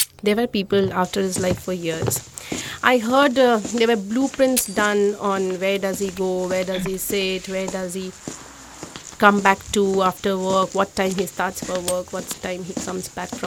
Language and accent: English; Howrah, West Bengal, India; I was born in Howrah